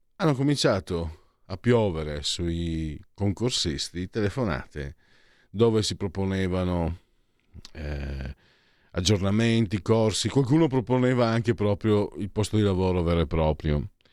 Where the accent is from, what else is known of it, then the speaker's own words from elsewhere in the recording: Italy; also born or lived in Lombardy; io vengo sai dal Friuli Veneto, le esportazioni, eh, ma comunque anche dalla Lombardia